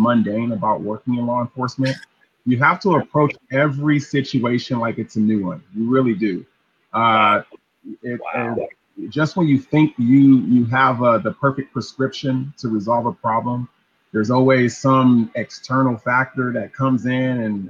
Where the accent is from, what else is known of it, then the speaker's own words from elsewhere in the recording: Los Angeles, California, United States; I grew up in South Los Angeles